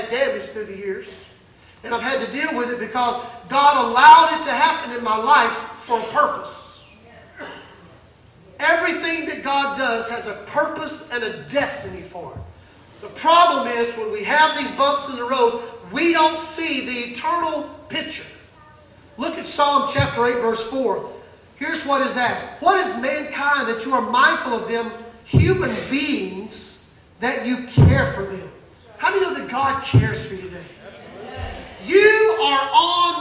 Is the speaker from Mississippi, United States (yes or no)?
yes; Mississippi, United States; I grew up in Mississippi.